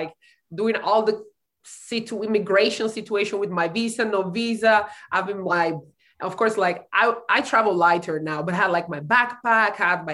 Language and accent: English; Italy; moved away as an adult; now in San Angelo, United States